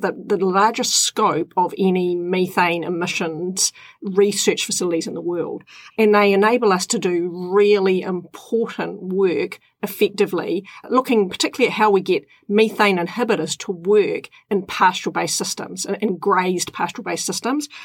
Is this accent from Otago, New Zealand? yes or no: no; Tapora, Auckland, New Zealand; I grew up in Tapora on the Kaipara Harbour